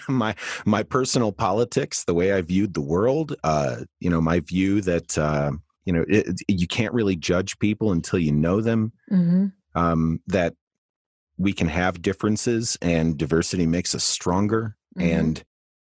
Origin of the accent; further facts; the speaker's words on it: Saginaw, Michigan, United States; I grew up in Saginaw, Michigan